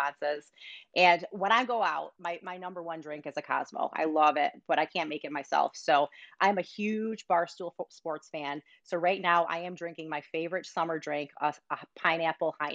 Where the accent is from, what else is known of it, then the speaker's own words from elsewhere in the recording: Rochester, New York, United States; also born or lived in Michigan; I grew up, as we originally started this conversation, in upstate New York. So I'm originally from Rochester, New York